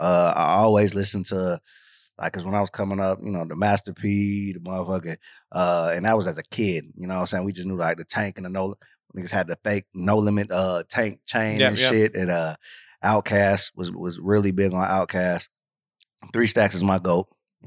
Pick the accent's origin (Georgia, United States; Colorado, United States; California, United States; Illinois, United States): Georgia, United States; Stone Mountain and Lithonia. So yeah, just from around Autumn Park.